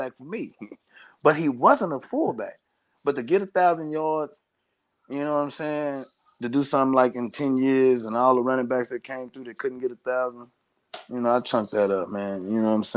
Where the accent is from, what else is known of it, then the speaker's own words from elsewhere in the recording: Austin, Texas, United States; I'm from Austin.